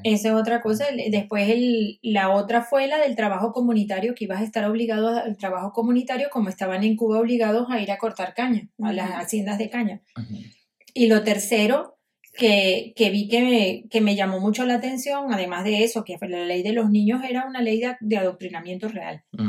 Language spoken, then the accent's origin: Spanish; Caracas, Capital District, Venezuela; moved away as an adult; also born or lived in Galicia, Spain; now in Spain; me iba caminando desde los Chaguaramos, caminando por el Parque Los Caobos hasta donde estaba el Museo de Bellas Artes y el Museo de Historia Natural para ir a pasar, y era niña